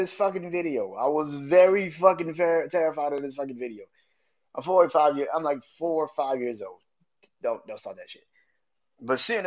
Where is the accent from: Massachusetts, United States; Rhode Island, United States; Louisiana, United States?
Louisiana, United States; New Orleans; I grew up in New Orleans. I'm from New Orleans